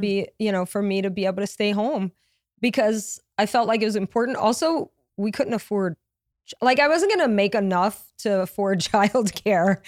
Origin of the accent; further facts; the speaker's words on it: Louisiana, United States; moved away as an adult; also born or lived in Connecticut / New York; I have a huge family, but I'm from Louisiana